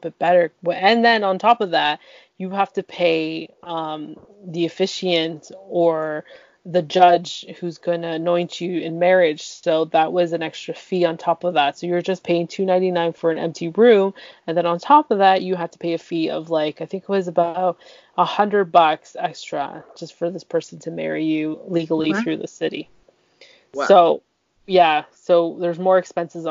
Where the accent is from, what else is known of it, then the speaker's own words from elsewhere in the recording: Canada; I'm the one that's born here